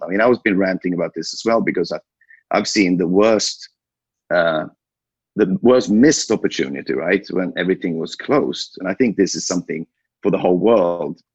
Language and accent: English; Sweden; born and raised in Sweden